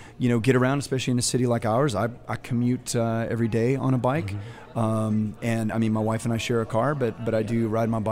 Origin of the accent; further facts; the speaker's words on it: Texas, United States; moved away as an adult; now in New Orleans, United States; my hometown